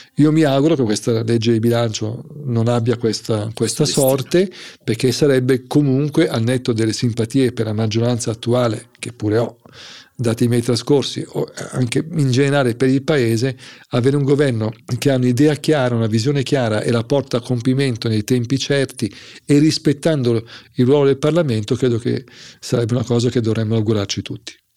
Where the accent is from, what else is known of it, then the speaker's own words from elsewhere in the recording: Milan, Lombardy, Italy; sono milanese